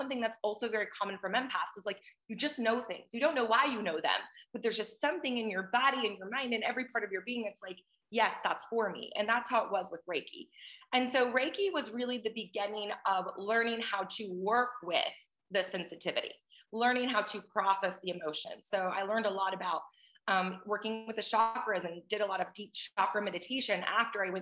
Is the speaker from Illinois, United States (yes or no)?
no; North Dakota, United States; moved away; also born or lived in Houston, Texas; I grew up in North Dakota in a very small town